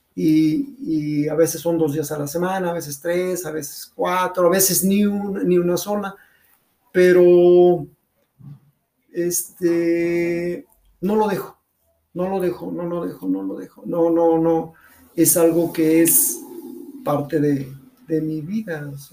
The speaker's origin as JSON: {"language": "Spanish", "town": "León", "region": "Guanajuato", "country": "Mexico", "tie": "born or raised there", "said": "soy originario de León"}